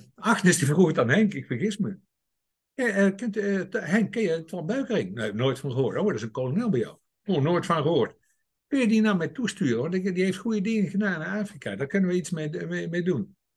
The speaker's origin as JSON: {"language": "Dutch", "town": "'s-Hertogenbosch", "region": "North Brabant", "country": "Netherlands", "tie": "born or raised there", "said": "Ik ben geboren en getogen in Den Bosch"}